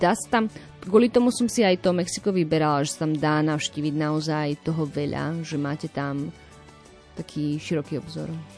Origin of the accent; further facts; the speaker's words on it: Slovakia; also born or lived in Brno, Czech Republic; som zo Slovenska